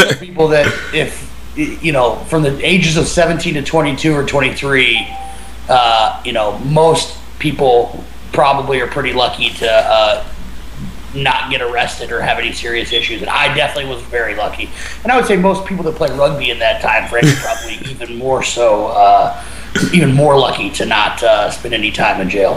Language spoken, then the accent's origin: English; Kansas City, Missouri, United States; growing up in Kansas City